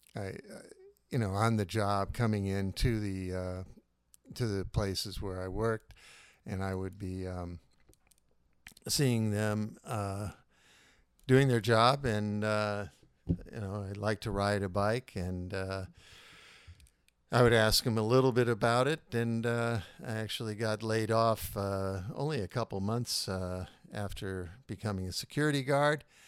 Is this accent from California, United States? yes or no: yes; Northern California, United States; also born or lived in Cleveland, Ohio; now in San Francisco, United States; I was born in Cleveland, Ohio in nineteen fifty-two. And, uh, in nineteen sixty-two, mom and dad brought us out here, uh, to the Bay Area. Um, grew up in Northern California